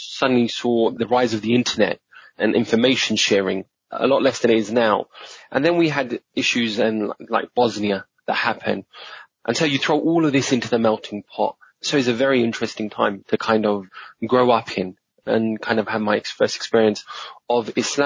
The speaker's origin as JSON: {"language": "English", "region": "London", "country": "United Kingdom", "tie": "born or raised there", "also_born_or_lived": "Tooting", "said": "I was born and brought up in Streatham, which is not far"}